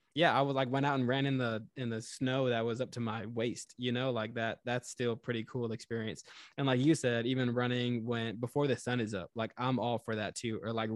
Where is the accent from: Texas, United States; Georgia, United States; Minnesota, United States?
Texas, United States; now in New York, United States; it's the southern part of me, I guess, like growing up in Texas.